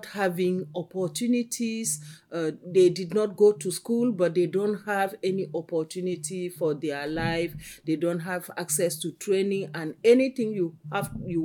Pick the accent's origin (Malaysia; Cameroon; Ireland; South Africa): Cameroon; I come from Cameroon